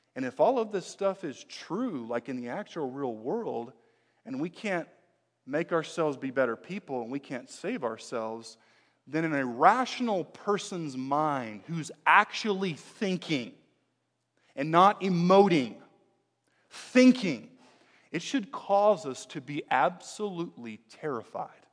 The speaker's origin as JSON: {"language": "English", "country": "United States", "tie": "born or raised there", "said": "I'm an American, uh, born and bred here in the U S"}